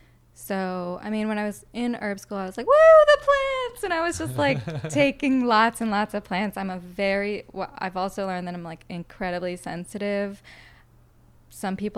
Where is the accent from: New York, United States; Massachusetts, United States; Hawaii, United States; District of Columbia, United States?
Massachusetts, United States; Boston; moved away; I'm from Boston. That's like where my roots are.